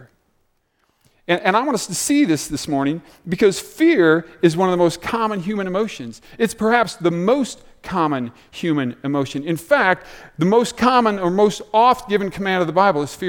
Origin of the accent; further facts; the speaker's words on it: Des Moines, Iowa, United States; I grew up in Des Moines, about 3 hours south here.